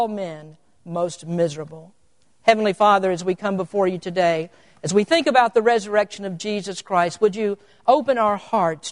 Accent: Kentucky, United States; now in California, United States; I'm an old Kentucky boy. I come from the Bible Belt.

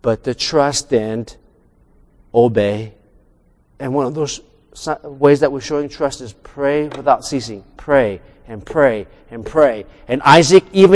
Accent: United States; I'm American-born Chinese

